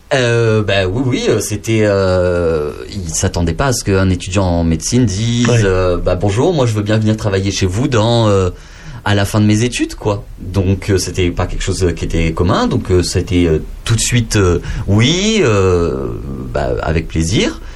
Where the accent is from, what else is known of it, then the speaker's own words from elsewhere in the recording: Lot, Occitania, France; je suis né dans le Lot